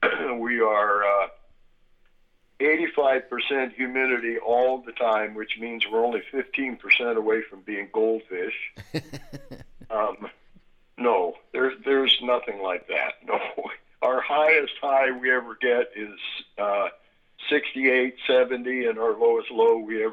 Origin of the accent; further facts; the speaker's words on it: California, United States; Well, I'm from a very, very small town in Northern California. In fact, Humboldt County is four times the size of the state of Rhode Island and has 1/10 the population.